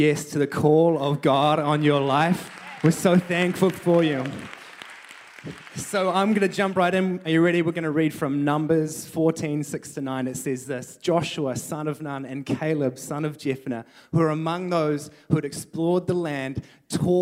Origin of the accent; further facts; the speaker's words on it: New Zealand; moved away as an adult; now in Canada; I am a Kiwi. I am from New Zealand